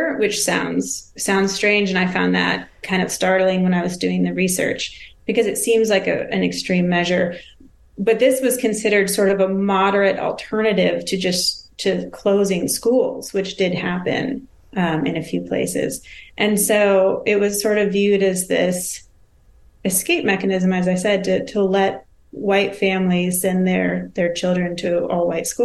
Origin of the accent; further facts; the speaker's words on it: Washington, United States; moved away as an adult; also born or lived in Florida; I grew up in Washington State, which has essentially no school choice.